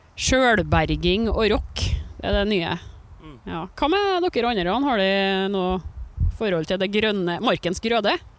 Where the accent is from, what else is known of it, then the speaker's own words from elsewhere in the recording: Trøndelag, Norway; vi trønderne